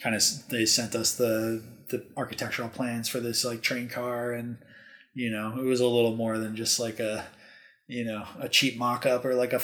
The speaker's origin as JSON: {"language": "English", "region": "Wisconsin", "country": "United States", "tie": "born or raised there", "also_born_or_lived": "Lake Tahoe, California", "moved": "as an adult", "lives_now": "Las Vegas, United States", "said": "Growing up in Wisconsin"}